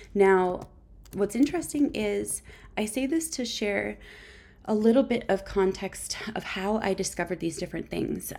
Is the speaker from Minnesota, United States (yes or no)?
yes; Minnesota, United States; I'm actually born and raised in Minnesota, and believe it or not, I'm a lifer